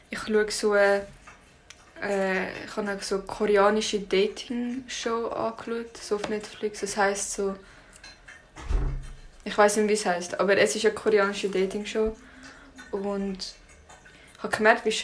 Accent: Russia; bin auch Russin. Und das finde ich auch schön.

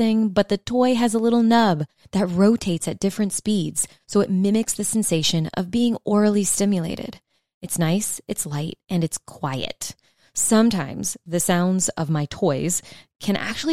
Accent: South Louisiana, United States; I'm from South Louisiana

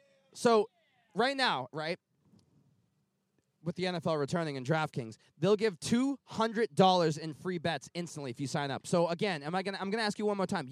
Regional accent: Kentucky, United States; I'm from Kentucky.

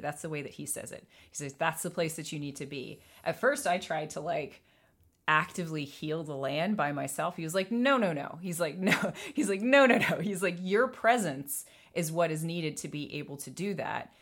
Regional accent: Atlanta, Georgia, United States; moved away; I was born in Atlanta. I was raised in Atlanta.

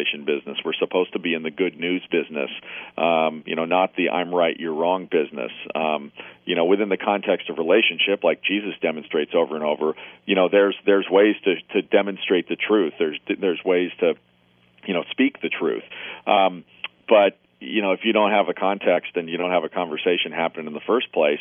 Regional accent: Portland, Oregon, United States; my hometown of, you know, Portland, Oregon here

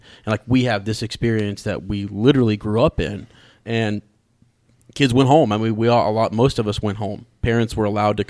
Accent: Ohio, United States; we're from Ohio

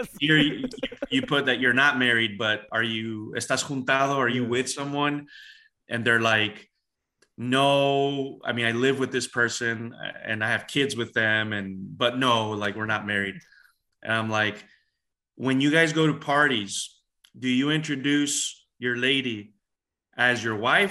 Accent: El Paso, Texas, United States; moved away as an adult; now in Dallas, United States; I grew up in El Paso most of my life

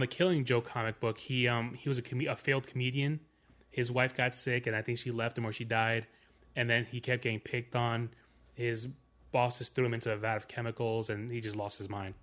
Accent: New York, United States; I'm from New York

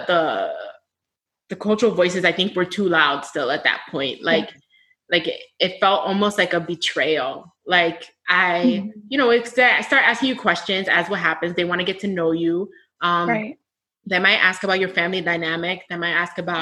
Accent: United States; My family is from the States. We're Black American

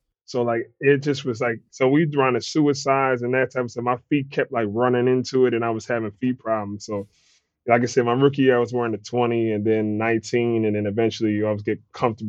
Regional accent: Willingboro, New Jersey, United States; My mom's from South Jersey, like Willenboro, predominantly, you know, black neighborhood. Was there kind of growing up.

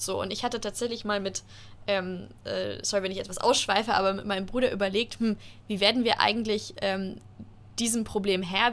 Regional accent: Germany; wir ähm, als Deutsche

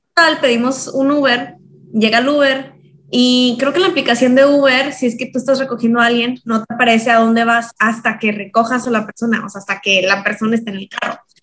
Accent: Mexico; now in Los Angeles, United States; nosotros que venimos de México

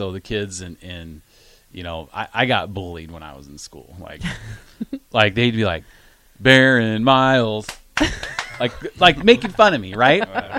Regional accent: Iowa, United States; Growing up in Iowa, I was an obnoxious Nebraska fan.

